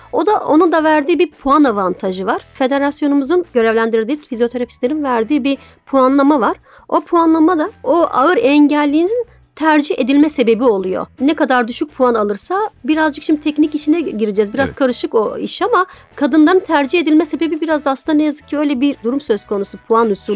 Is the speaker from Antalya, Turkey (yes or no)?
no; Diyarbakır, Diyarbakır Province, Turkey; also born or lived in Mardin; now in Istanbul, Turkey; Diyarbakır'da ben çocukluğum geçti.